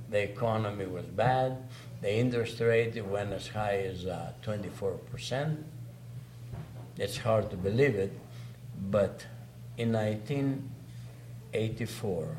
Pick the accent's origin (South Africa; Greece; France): Greece; English is a second language; moved away as an adult; also born or lived in Saskatoon, Canada; now in Lloydminster, Canada; When I came from Greece, of course, I never spoke a word of English